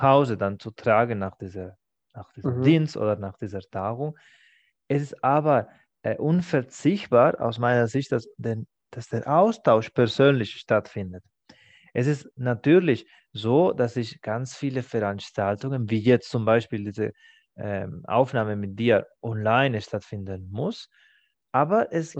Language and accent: German; Spain; first language Spanish; German is a second language; now in Germany; Für mich als Spanier ist das aktuell von meinem familiären Hintergrund